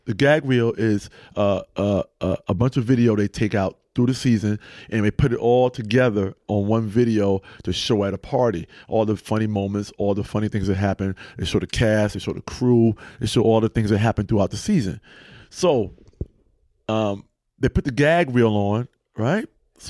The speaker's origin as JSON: {"language": "English", "region": "East Coast", "country": "United States", "said": "I'm from East Coast. I know how this story goes."}